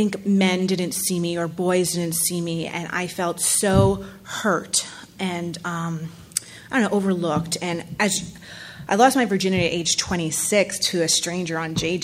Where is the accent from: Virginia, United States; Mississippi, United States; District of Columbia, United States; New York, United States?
New York, United States; New York City; I am from New York City